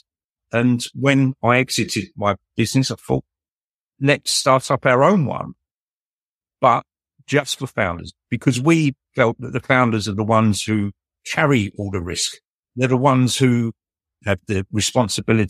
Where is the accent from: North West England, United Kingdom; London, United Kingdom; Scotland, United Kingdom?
London, United Kingdom; I was born in Southeast London. Working class upbringing, went to one of London's largest comprehensive schools